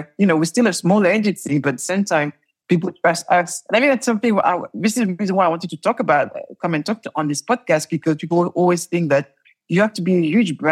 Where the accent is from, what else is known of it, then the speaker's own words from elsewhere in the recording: Paris, Île-de-France, France; accent: French; English is a second language; now in London, United Kingdom; I am French and I left Paris, the ghetto of Paris.